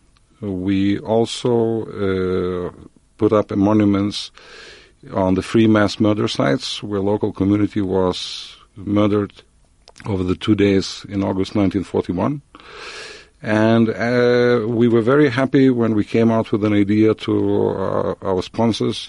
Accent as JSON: {"language": "English", "town": "Vilnius", "region": "Vilnius County", "country": "Lithuania", "tie": "born or raised there", "moved": "as an adult", "lives_now": "Israel", "said": "I've been born in Vilnius in 1962. I moved to Israel in 1990."}